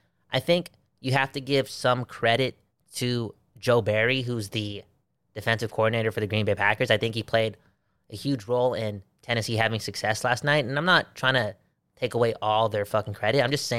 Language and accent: English; Belgium; remember, I'm from Belgium. I'm from Belgium, and Belgium faces off against Canada sometime next week